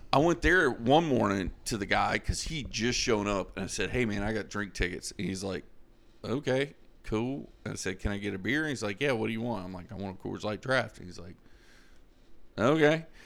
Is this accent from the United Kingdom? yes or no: no; Florida, United States; I'm from Florida